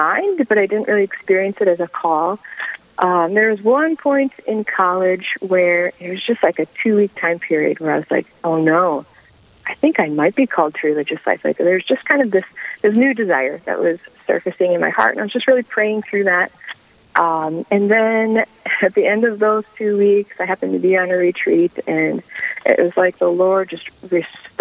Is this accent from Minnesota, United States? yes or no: yes; Owatonna, Minnesota, United States; moved away as an adult; now in Sioux Falls, United States; Owatonna, Minnesota